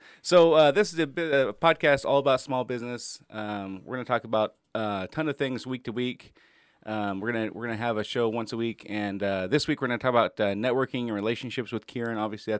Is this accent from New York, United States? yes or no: no; Enumclaw, Washington, United States; also born or lived in Casper, United States; I was born in Casper, Wyoming, and I think I went to 16 schools growing up, something like that. We moved all around the place. Ended up out here in the late 80s when I was in sixth grade and moved to Enumclaw